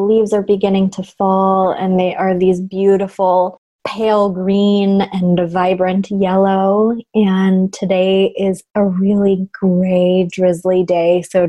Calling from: Portland, Oregon, United States; And I am calling in from Portland, Oregon, where I'm looking out the window

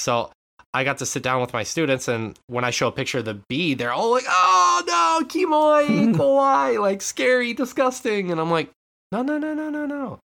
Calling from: Japan; But no, I'm calling it from Japan.

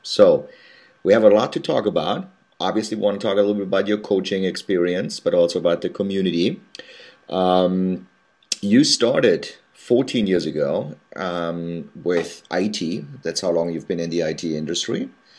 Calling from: New York City, New York, United States; I'm actually calling from New York City

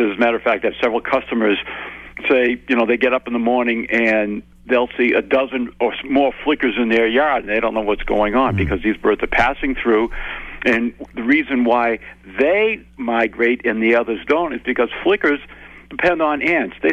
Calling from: Jackson Hole, Wyoming, United States; I'm calling from Jackson Hole, Wyoming.

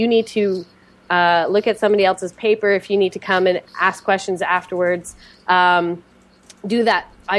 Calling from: Montreal, Quebec, Canada; And I'm calling from Montreal, Quebec, Canada.

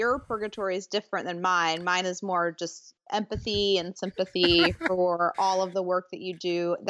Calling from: Memphis, Tennessee, United States; I'm fantastic. I'm reporting from Memphis, Tennessee.

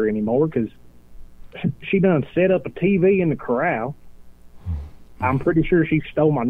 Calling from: Quinlan, Texas, United States; Hey, I was calling from Quinlan, Texas, out here in East Texas, God's country.

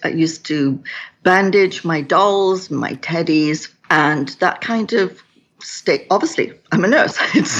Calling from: Kelowna, British Columbia, Canada; I'm coming from Kelowna in British Columbia, which is in Western Canada.

